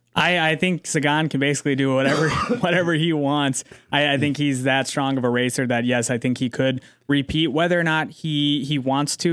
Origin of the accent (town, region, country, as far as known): United States